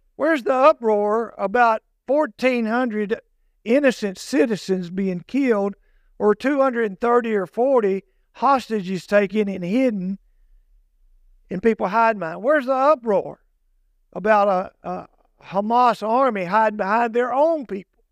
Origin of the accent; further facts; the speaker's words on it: United States; also born or lived in Morris County; here in America, I'm American, and I'm proud of that.